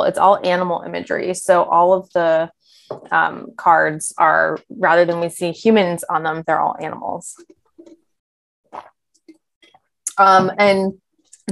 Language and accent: English; Pittsburgh, Pennsylvania, United States; moved away as an adult; now in New York, United States; I grew up in Pittsburgh originally, but New York has been home for almost 15 years